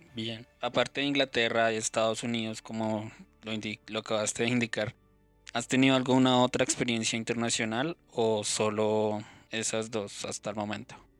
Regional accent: Colombia; nosotros mismos como colombianos

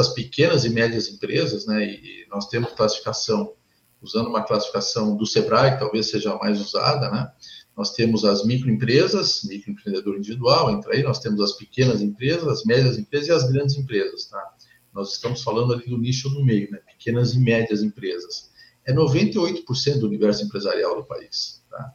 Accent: São Paulo, Brazil; now in Rio Grande do Sul, Brazil; sou paulista, sou palmeirense, né? Sou engenheiro eletrônico de formação, estou aqui no Sul há, mais tempo do que, do que em São Paulo

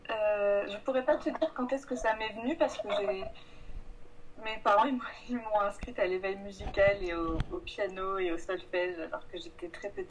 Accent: south of France, France; moved away as an adult; now in Paris, France; je viens du sud de la France.

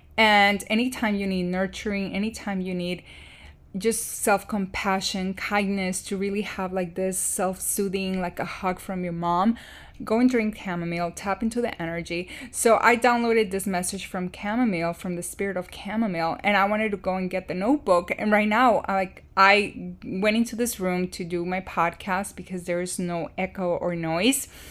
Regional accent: Chicago, Illinois, United States; moved away as an adult; also born or lived in Iowa City, Iowa; my hometown and, um, Chicago area

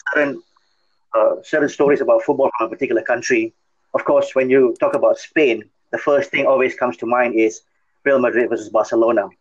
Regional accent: Malaysia; growing up in Malaysia

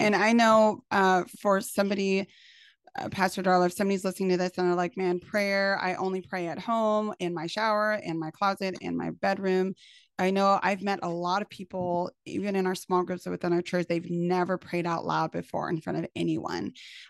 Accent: California, United States; I'm from Cali.

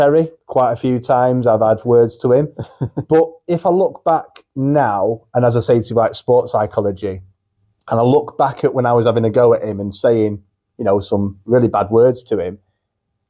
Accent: Urmston, Davyhulme, North West England, United Kingdom; I am a Mancunian. I'm born and bred in Erpston, Davy, which is near the Trafford Centre

